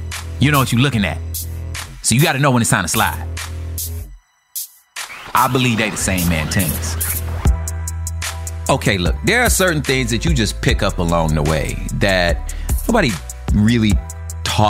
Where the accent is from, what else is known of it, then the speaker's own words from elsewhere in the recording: the West, United States; because I'm from the West